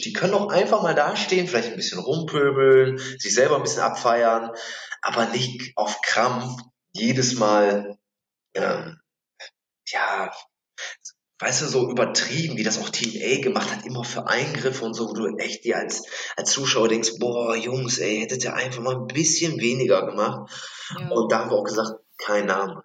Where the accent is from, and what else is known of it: Germany; also born or lived in Mülheim an der Ruhr; now in Bremen, Germany